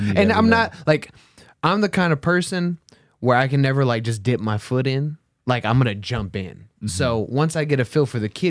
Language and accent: English; Texas, United States; I'm from Texas.